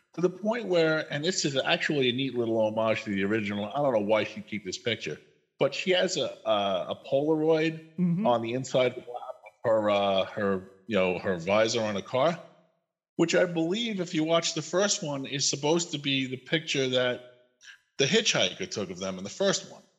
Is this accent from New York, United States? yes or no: yes; New York, United States; moved away as an adult; now in Idaho, United States; I live in Idaho now. I come from New York, but the last eight months, nine months, I've lived in Idaho